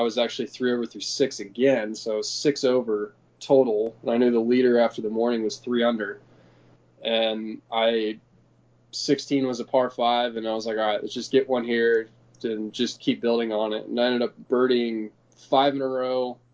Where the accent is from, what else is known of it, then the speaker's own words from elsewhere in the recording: Dallas, Texas, United States; also born or lived in San Francisco, California; the club that I grew up at in Dallas called Bent Tree